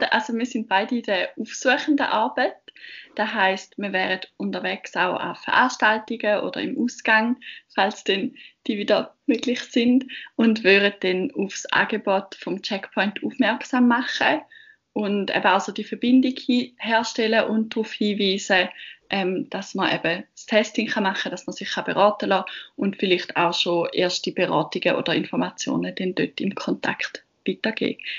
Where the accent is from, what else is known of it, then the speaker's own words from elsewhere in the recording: Eastern Switzerland, Switzerland; now in Bern, Switzerland; ich bin 22 und wie man wahrscheinlich ziemlich schnell gehört, komme ich ursprünglich aus der Ostschweiz und bin für mein Studium auf Bern gekommen.